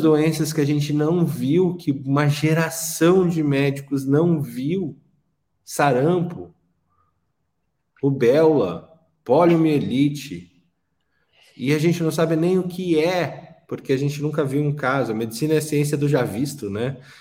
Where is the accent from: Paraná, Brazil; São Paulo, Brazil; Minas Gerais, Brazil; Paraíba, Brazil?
Paraná, Brazil; Curitiba; Eu que nasci em Curitiba, num, bar, num bairro de de classe média alta